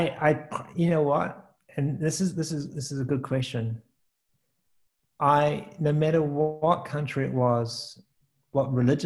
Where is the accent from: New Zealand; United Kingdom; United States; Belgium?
New Zealand; I think, you know, me being a New Zealander, not really experiencing much of the world.